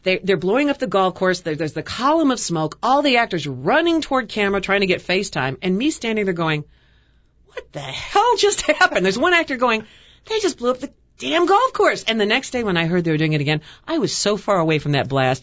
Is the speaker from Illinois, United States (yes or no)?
yes; Chicago, Illinois, United States; moved away; I went to school here, born and raised in Chicago